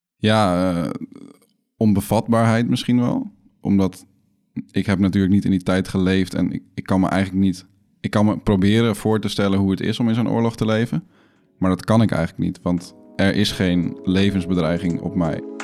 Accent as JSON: {"language": "Dutch", "country": "Netherlands", "said": "als Nederlanders"}